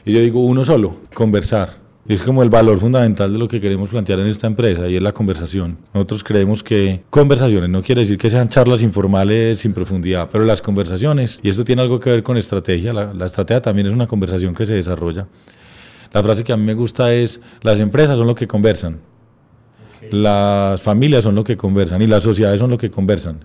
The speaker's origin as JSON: {"language": "Spanish", "town": "Medellín", "region": "Antioquia", "country": "Colombia", "tie": "born or raised there", "also_born_or_lived": "United States", "said": "nací en Medellín"}